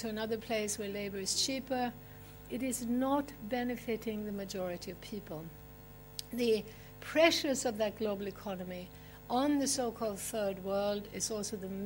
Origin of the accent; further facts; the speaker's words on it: Sweden; moved away; I'm originally from Sweden